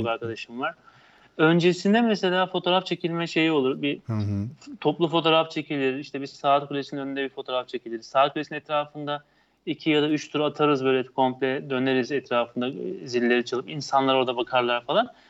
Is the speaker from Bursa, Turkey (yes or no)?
no; İzmir, Turkey; ben bir İzmirli olarak üniversitede hani her soruya her türlü cevap vermek için atılan bir tiptim